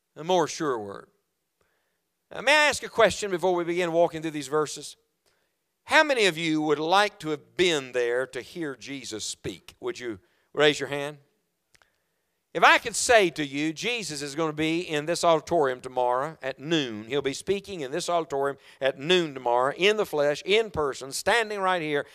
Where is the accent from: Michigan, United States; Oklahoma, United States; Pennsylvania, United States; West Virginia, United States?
West Virginia, United States; moved away; also born or lived in Knoxville, Tennessee; I am from West Virginia